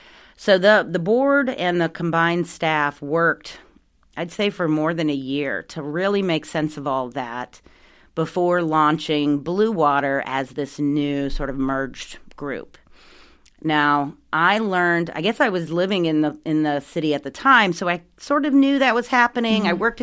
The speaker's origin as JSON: {"language": "English", "region": "South Carolina", "country": "United States", "tie": "born or raised there", "moved": "as an adult", "lives_now": "Maryland, United States", "said": "I grew up in South Carolina."}